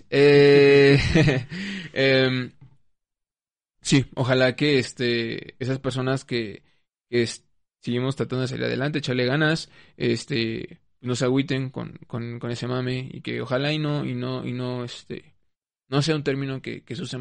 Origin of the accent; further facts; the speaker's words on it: Mexico; pues soy mexicana.